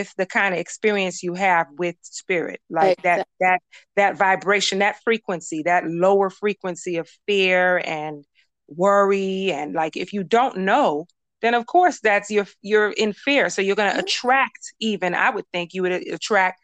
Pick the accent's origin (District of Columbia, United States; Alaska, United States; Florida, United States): Florida, United States; Miami; I'm from Miami